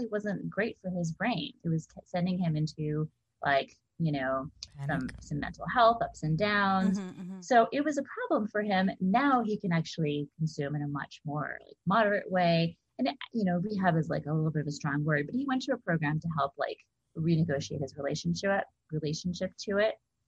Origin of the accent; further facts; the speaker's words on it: Hawaii, United States; also born or lived in East Coast / Bay Area / Southern California; I'm from wherever. I grew up in Hawaii, and I've lived on the East Coast, lived in Bay Area, lived in Southern California.